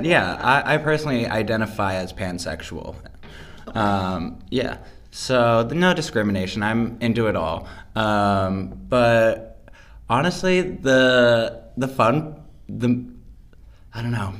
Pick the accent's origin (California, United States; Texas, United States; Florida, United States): California, United States; Los Angeles; I am from Los Angeles, California